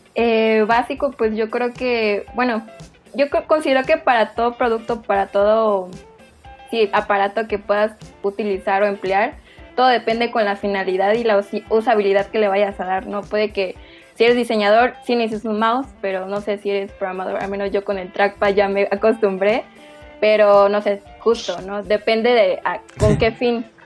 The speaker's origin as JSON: {"language": "Spanish", "region": "Chiapas", "country": "Mexico", "tie": "born or raised there", "moved": "as an adult", "lives_now": "Mexico City, Mexico", "said": "yo soy originaria de Chiapas también"}